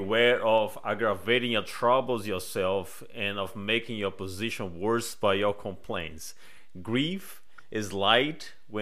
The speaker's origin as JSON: {"language": "English", "country": "Brazil", "second_language": "English", "moved": "as an adult", "lives_now": "United States", "said": "I'm originally from Brazil, but I moved to US 19 years ago"}